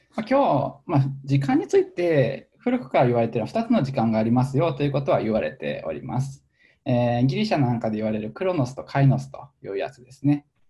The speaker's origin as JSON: {"language": "Japanese", "town": "Chichibu", "region": "Saitama", "country": "Japan", "tie": "born or raised there", "moved": "yes", "said": "埼玉の秩父市というところで、えー、生まれ育っていてですね。"}